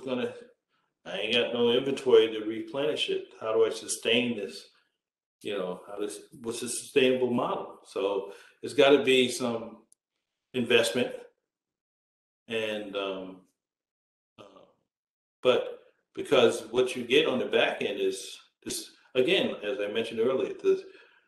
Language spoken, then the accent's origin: English; New York City, New York, United States; moved away; also born or lived in Brooklyn, New York / Berkeley, California; I was born in Brooklyn, raised in Queens.